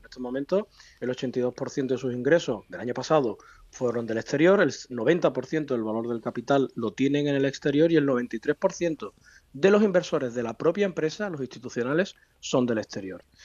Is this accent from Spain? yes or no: yes; Spain; como español